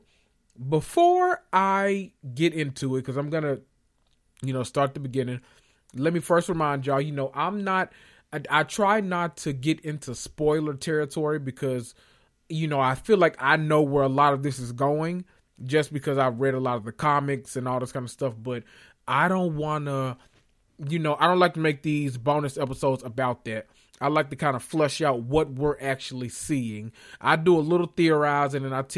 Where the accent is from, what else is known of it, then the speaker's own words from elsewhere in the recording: the South, United States; we're from the South